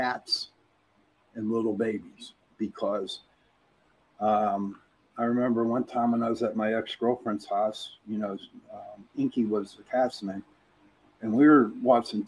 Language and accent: English; Pittsburgh, Pennsylvania, United States; accent: Pittsburgh; I got my brother on, and we're from Pittsburgh. Now, Pittsburgh has their own accent